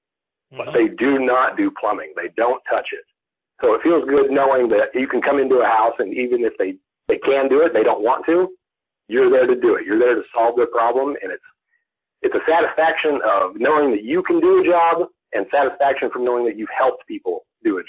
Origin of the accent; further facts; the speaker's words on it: Oklahoma, United States; I grew up in Oklahoma, and I lived on the farm/ranch